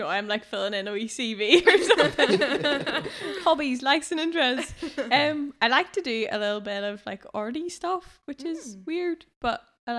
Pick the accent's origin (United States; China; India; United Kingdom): United Kingdom; Bangor, Northern Ireland; Well, I wish I could say I was from somewhere a bit more tropical, but I'm just from Bangor.